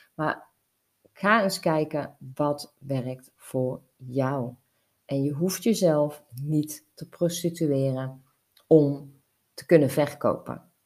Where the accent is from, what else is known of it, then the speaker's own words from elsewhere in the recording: North Brabant, Netherlands; bij ons in Brabant